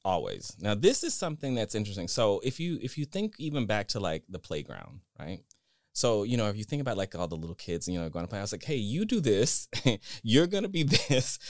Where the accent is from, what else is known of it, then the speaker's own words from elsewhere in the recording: Dallas, Texas, United States; I'm from Texas, uh, Dallas